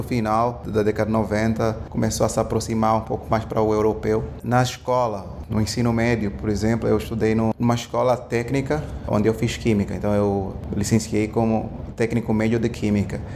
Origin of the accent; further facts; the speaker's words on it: Angola; moved away as an adult; also born or lived in England / Houston / Brazil; eu sou angolano, sou africano e Angola durante muito tempo teve guerra civil e eu cresci, pelo menos a minha infância foi toda dentro da guerra civil